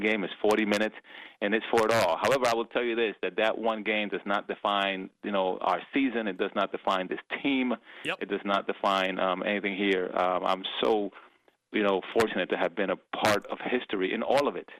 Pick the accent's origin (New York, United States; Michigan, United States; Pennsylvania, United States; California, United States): New York, United States; New York City; also born or lived in Dominican Republic / Indiana; when I came from the from Dominican Republic when I was uh, seven, I, I was raised in the Bronx in New York. Okay. Uh, spent my entire childhood there.